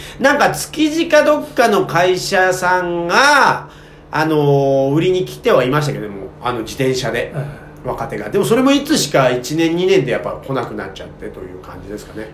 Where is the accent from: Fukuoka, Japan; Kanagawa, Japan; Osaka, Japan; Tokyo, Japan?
Tokyo, Japan; 私の地元の区民館